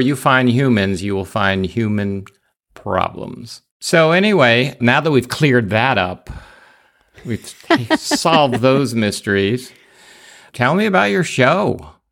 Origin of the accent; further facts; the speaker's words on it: New York, United States; I was born in New York